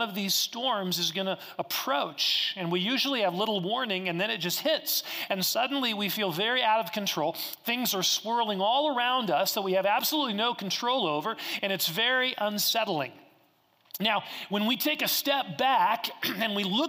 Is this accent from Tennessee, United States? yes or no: no; Kansas, United States; moved away; I grew up in Kansas and we had lots of tornado warnings